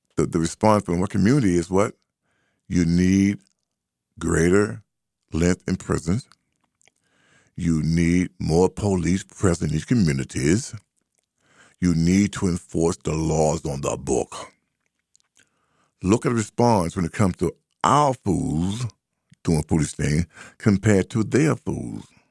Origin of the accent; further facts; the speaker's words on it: United States; I grew up up on Highland Street.